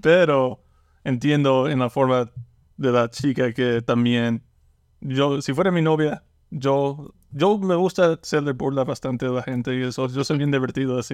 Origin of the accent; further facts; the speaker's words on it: Lake Charles, Louisiana, United States; toda mi vida he vivido como en Lake Charles y me gusta. Me, gusta en Luisiana